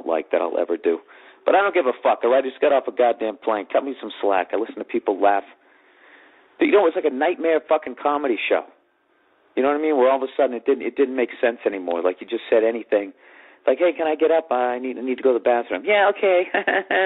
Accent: Boston, Massachusetts, United States; moved away; also born or lived in New York City; I'm a comic from Boston, Massachusetts, who then moved to New York City.

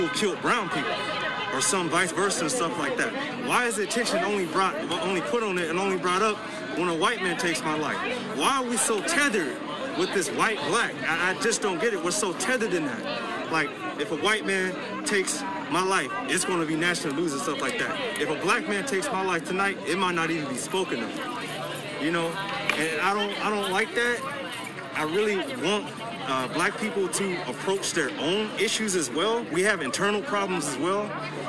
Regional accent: Oakland, California, United States; I grew up in East Oakland.

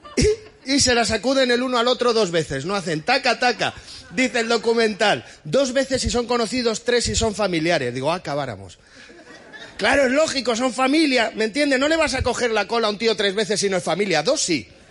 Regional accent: Madrid, Community of Madrid, Spain; tengo 36 años, soy de Madrid

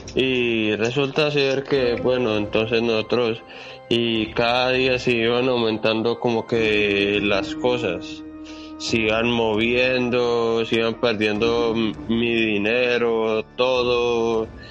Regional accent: Colombia; now in Santiago, Chile; yo soy de Colombia, pero que resido aquí en Chile, en Santiago de Chile

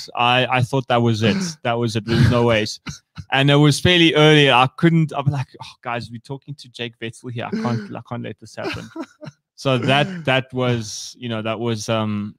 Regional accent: South Africa; being South African

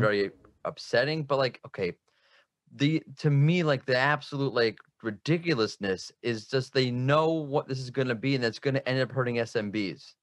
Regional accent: United States; now in Israel; I'm from America, but now I live in Israel

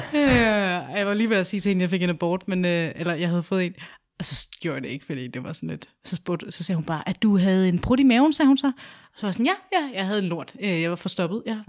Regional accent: Albertslund, Capital Region of Denmark, Denmark; moved away as an adult; also born or lived in Sydhavn, Copenhagen; now in Copenhagen, Denmark; jeg var flyttet fra Alberslund tidligere og til Sydhavn

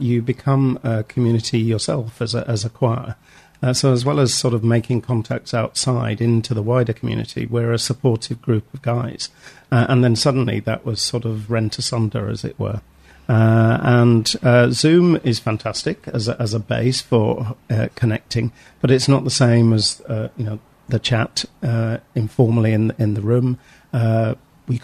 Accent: St Helens, North West England, United Kingdom; A guy from I'm from St. Helens in Lancashire

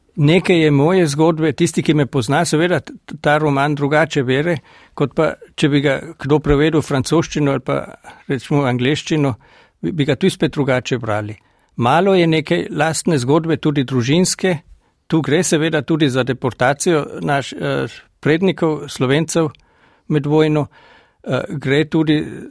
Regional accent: Dule, Carinthia, Austria; accent: Gail Valley dialect; moved away as an adult; now in Klagenfurt, Austria; Doma sem v Dulah, v Zilski dolini, to je par kilometrov pred eh, mestecem Šmohor. In tam sem tudi doraščal

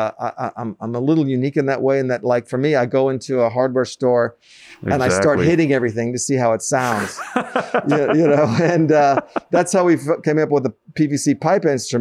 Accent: New York City, New York, United States; I grew up in Manhattan, up by Columbia

